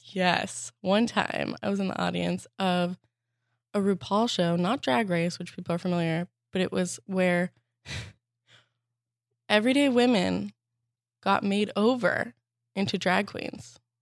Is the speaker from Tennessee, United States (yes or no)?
no; Arizona, United States; moved away as an adult; also born or lived in Boston; now in Los Angeles, United States; I'm from Arizona